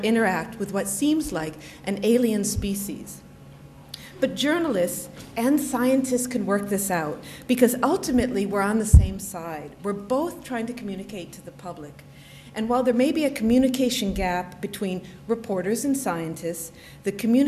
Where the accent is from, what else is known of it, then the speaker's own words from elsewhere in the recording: United States; now in United Kingdom; I am an American, and I'm based here, so if you're wondering why there's no accent, that's the reason.